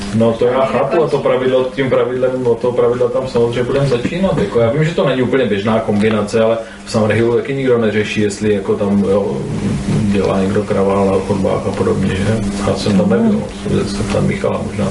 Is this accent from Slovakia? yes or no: no; near Brno, South Moravian Region, Czechia; já jsem od Brna